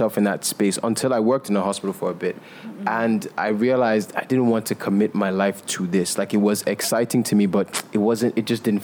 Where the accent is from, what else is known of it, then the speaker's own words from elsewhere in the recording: Nigeria; I am Nigerian and I'm African